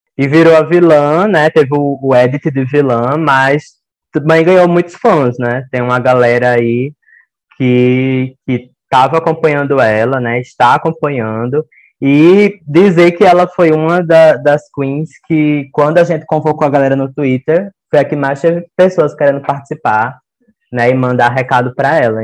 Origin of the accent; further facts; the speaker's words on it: Campo Grande, Mato Grosso do Sul, Brazil; eu sou de Campo Grande, no Mato Grosso do Sul